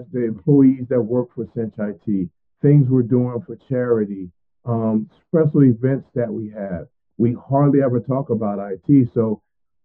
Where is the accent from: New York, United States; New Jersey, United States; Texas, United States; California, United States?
New Jersey, United States; Willingboro; now in Atlanta, United States; I grew up in a great town called Willingboro, New Jersey